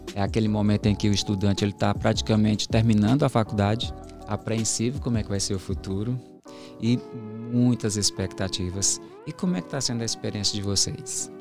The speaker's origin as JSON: {"language": "Portuguese", "town": "Juazeiro do Norte", "region": "Ceará", "country": "Brazil", "said": "eu sou do interior, lá de Juazeiro do Norte"}